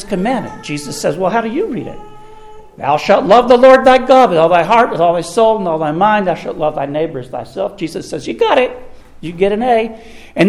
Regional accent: the South, United States; In the South, we play the game of neighbors, that is, of relatives

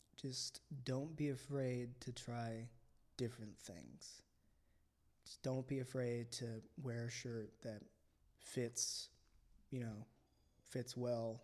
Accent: Philippines; I was born in the Philippines. My mother's Filipino.

